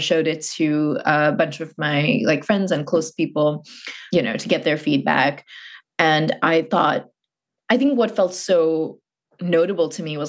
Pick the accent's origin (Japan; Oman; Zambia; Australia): Oman; Muscat; I grew up in a very particular place and context. I grew up in Muscat, Oman.